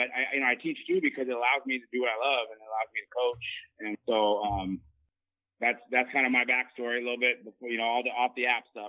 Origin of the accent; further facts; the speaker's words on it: Bay Area, Northern California, United States; moved away as an adult; now in Southern California, United States; I'm originally from NorCal. I grew up in the Bay Area, moved down here in 2000 to Southern California, and played football at a Division III school down here.